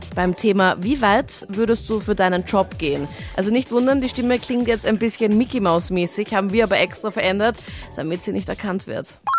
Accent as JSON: {"language": "German", "town": "Linz", "region": "Upper Austria", "country": "Austria", "tie": "born or raised there", "said": "in meiner Heimatstadt in Linz"}